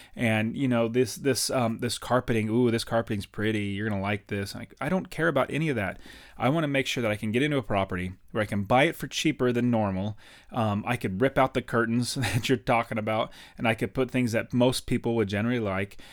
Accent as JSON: {"language": "English", "country": "United States", "said": "I'm from America"}